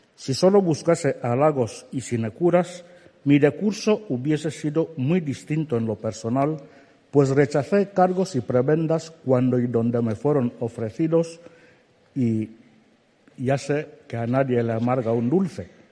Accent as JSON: {"language": "Spanish", "town": "Alén", "region": "Centro Sur", "country": "Equatorial Guinea", "tie": "born or raised there", "first_language": "Fang", "second_language": "Spanish", "said": "me obligaban a levantarme cada mañana para asistir a la escuela en mi pueblo, Alén, en el distrito de Niefan, en la región continental de Guinea Ecuatorial"}